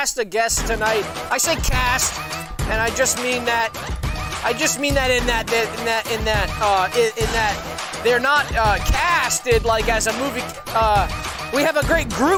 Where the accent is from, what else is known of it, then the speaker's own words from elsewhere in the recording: the South, United States; accent: Southern; I'm going to let my real accent come out.